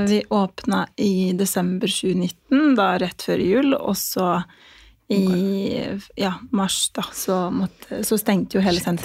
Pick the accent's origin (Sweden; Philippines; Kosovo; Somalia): Kosovo; now in Norway; jeg kommer opprinnelig fra Kosovo, så jeg flyttet til Norge i 2005.